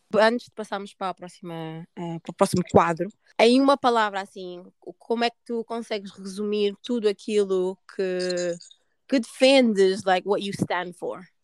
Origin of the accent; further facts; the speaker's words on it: Portugal; also born or lived in Guinea-Bissau; apesar de ter nascido na Guiné, uh, não cresci na Guiné, tipo, vivi a minha vida toda em Portugal